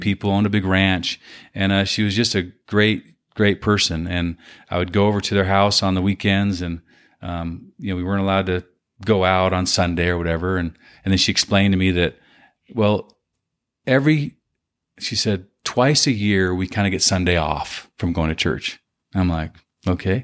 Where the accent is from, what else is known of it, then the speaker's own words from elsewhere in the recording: Southern California, United States; I was born in California, Southern California